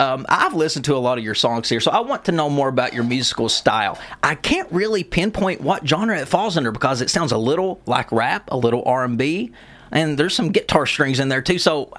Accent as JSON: {"language": "English", "town": "Lexington", "region": "Kentucky", "country": "United States", "tie": "born or raised there", "accent": "southern", "said": "my dream venue would be to perform in my hometown, Lexington, Rupp Arena."}